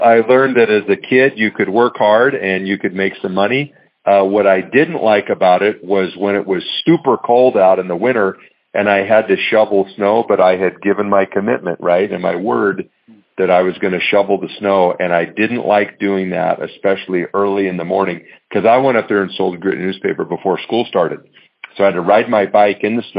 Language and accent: English; Montana, United States; born and raised in Montana, great state of Montana